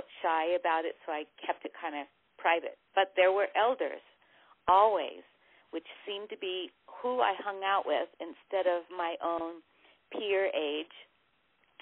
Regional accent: Hawaii, United States; moved away; I moved from Hawaii, where I was being raised

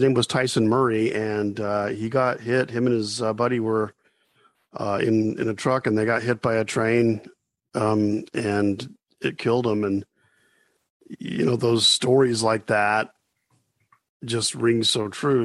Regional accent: Hooper, Utah, United States; I grew up, as you mentioned, in Hooper, and for those that don't know, that's um, like west of Ogden

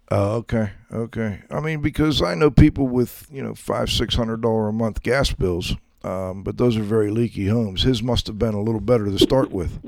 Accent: Pittsburgh, Pennsylvania, United States; I'm you know from Pittsburgh. I'm now up in the mountains to the southeast of Pittsburgh.

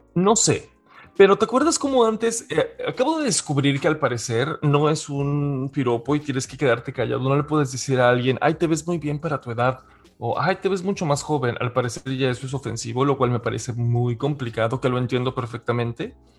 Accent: Mérida, Yucatán, Mexico; soy Originario de Mérida, Yucatán

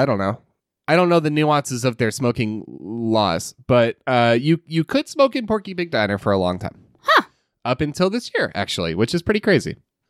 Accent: Bowling Green, Kentucky, United States; moved away as an adult; also born or lived in Fort Knox / Utah; I was born in the Fort Knox, Kentucky Post Hospital. {S1} Cool. {S0} I grew up in Bowling Green, graduated from BGHS, went to Western for a short while, and left Kentucky in March of 1963.

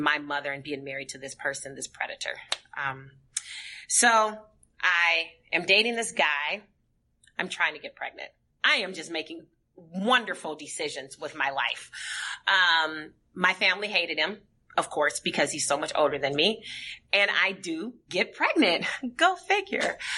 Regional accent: St. Paul, Minnesota, United States; born and raised in St. Paul, Minnesota.

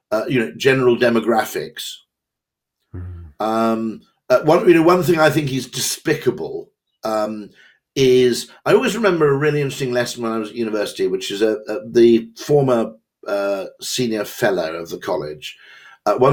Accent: Wales, United Kingdom; I'm Welsh

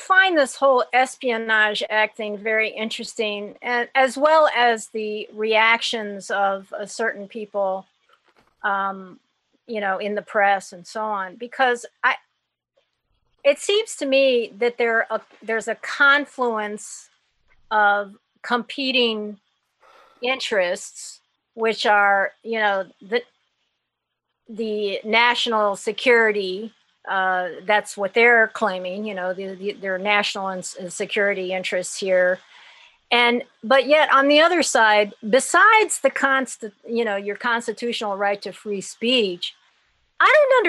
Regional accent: Haiti; Look, I was brought up in Haiti under Papa Doc, okay?

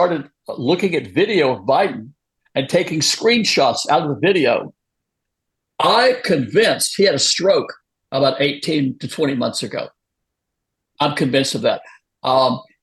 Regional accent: United States; I'm an American citizen. I've lived here for 74 years

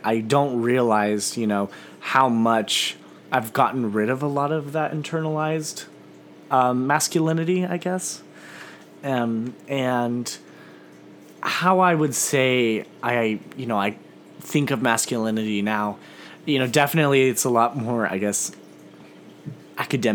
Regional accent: Missouri, United States; I grew up in a very rural part of Missouri. My hometown has maybe 170 people.

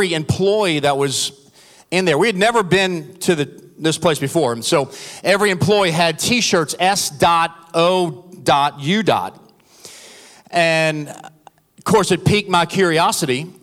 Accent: New Orleans, Louisiana, United States; moved away; also born or lived in Texas; I'm from New Orleans originally, from South Louisiana

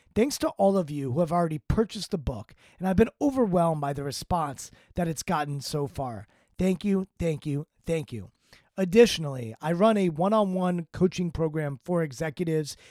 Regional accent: Washington, District of Columbia, United States; I'm from Washington, D C.

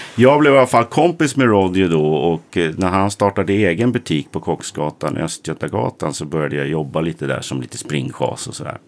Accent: Sundbyberg, Stockholm County, Sweden; Kino bodde på samma gata som jag i Hallonbergen där jag kommer ifrån

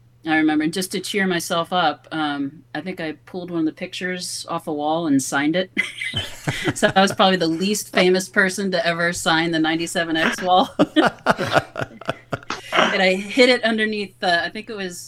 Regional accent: Cincinnati, Ohio, United States; growing up in Cincinnati

